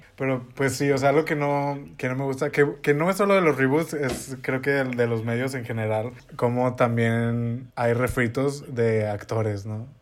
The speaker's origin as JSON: {"language": "Spanish", "region": "northern Mexico", "country": "Mexico", "said": "yo soy norteña"}